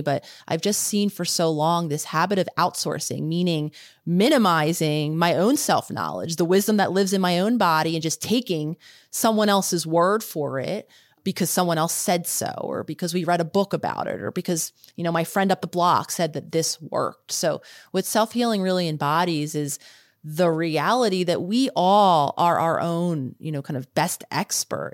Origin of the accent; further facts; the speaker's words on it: Philadelphia, Pennsylvania, United States; I was living in the city that I decided to live in, which was Philadelphia, my hometown.